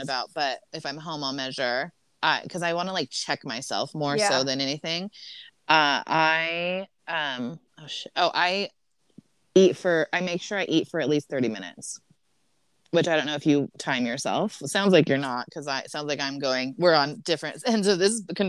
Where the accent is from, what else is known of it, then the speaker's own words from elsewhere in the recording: Southern California, United States; I'm from Southern California